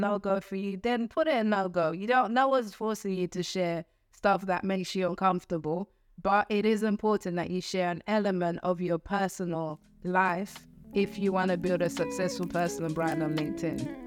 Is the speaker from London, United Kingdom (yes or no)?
yes; London, United Kingdom; I grew up in East London